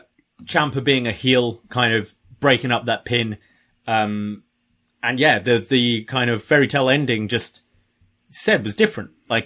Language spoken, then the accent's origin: English; United Kingdom; now in Toronto, Canada; obviously in the UK, we're very familiar with rugby